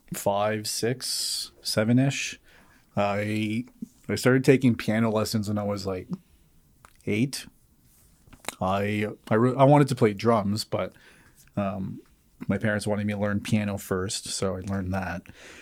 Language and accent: English; Moncton, New Brunswick, Canada; my dad's from a place called Rivière-Verte, about 10 minutes from Edmundston. But I was born and raised in Moncton.